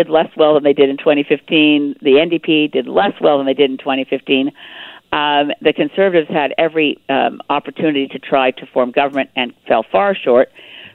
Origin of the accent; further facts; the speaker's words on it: Canada; As a Canadian